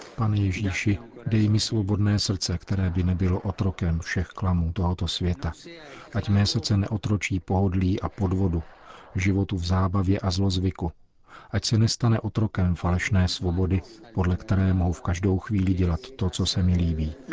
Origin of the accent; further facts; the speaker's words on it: Czechia; my Češi